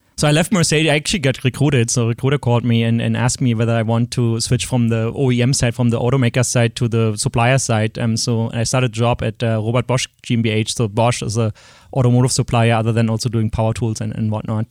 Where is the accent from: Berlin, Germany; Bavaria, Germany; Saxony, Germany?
Berlin, Germany; accent: German; English is a second language; moved away; I grew up in East Berlin